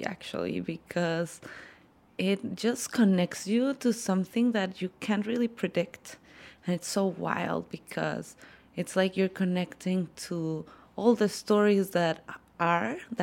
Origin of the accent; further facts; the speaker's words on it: Mexico City, Mexico; I am a psychologist from Mexico City